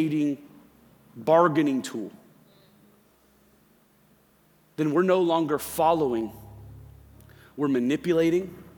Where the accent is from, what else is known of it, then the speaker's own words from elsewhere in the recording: Central Florida, United States; I grew up in Central Florida. I'm a Disney kid. I grew up about 10 minutes away from SeaWorld, grew up about 15 minutes away from Disney